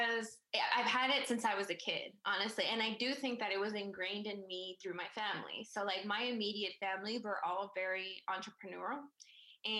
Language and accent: English; Chevy Chase, Maryland, United States; moved away as an adult; also born or lived in Prince George's County, Maryland; now in Baltimore, United States; I actually grew up in Chevy Chase, Montgomery County